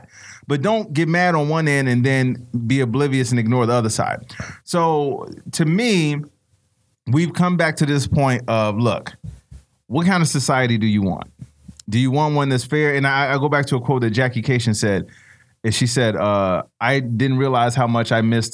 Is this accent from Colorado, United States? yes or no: no; Chicago, Illinois, United States; growing up in Chicago